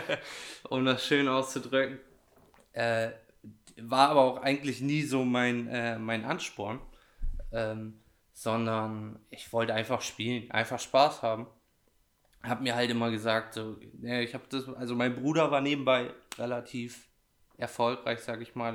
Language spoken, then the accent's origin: German; Edewecht, Lower Saxony, Germany; ich komme nicht direkt aus dem Kern Edewecht, sondern aus Porzloge.